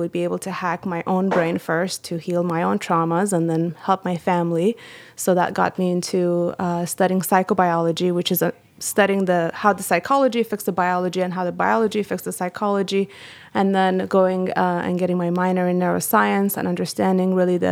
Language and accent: English; Iran; moved away; I am from Iran